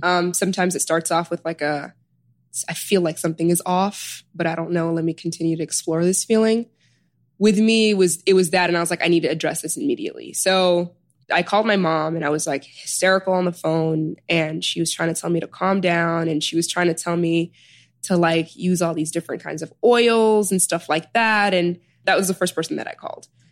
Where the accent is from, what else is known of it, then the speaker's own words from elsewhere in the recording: Chicago, Illinois, United States; moved away as an adult; also born or lived in Sudan / New Haven; now in New York, United States; I was born in Sudan and I was raised in Chicago. So I immigrated here. My parents immigrated here when I was like a year